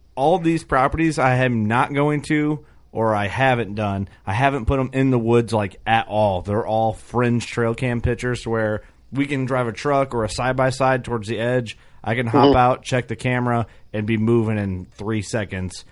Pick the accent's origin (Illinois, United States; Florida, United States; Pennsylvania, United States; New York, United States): Illinois, United States; Watseka; also born or lived in Milford, Illinois; I was born in Watseka